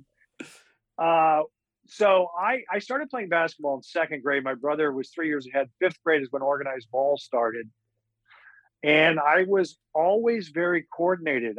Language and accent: English; Hastings, Minnesota, United States; when I was growing up in Hastings